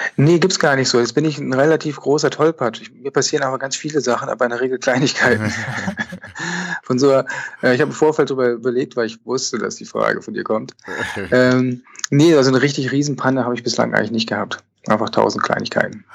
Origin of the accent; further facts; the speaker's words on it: Lüneburg, Lower Saxony, Germany; now in Bern, Switzerland; ich bin Fotograf aus Bern in der Schweiz, aber wie man hört, komme ich ursprünglich aus Norddeutschland, aus Lüneburg